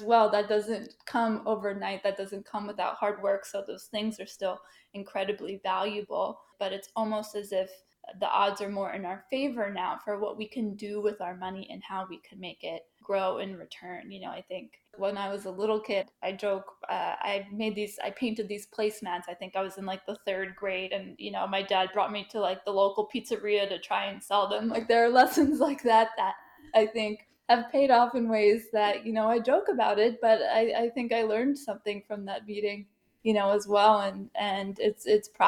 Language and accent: English; New York, United States; moved away as an adult; now in Washington, D.C. area, United States; I'm from New York. All my family's there. I'm sort of the first to branch out to the DC area